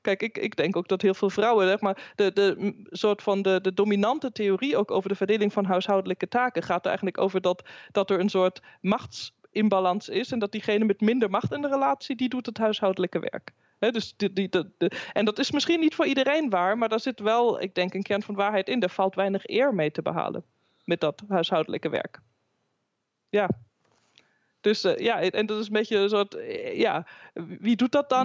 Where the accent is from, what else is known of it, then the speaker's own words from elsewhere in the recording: Germany; now in Netherlands; mijn eigen, mijn geboorteland Duitsland